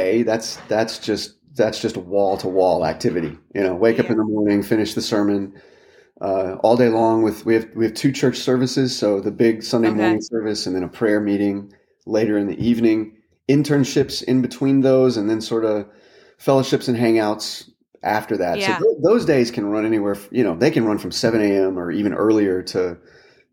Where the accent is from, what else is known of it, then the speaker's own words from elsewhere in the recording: Texas, United States; moved away as an adult; also born or lived in Washington, D.C.; now in Louisville, United States; I'm a Texan by birth.